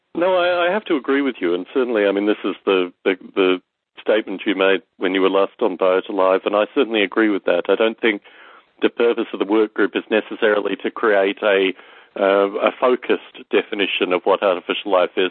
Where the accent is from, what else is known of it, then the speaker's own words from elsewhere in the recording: Australia; growing up in Australia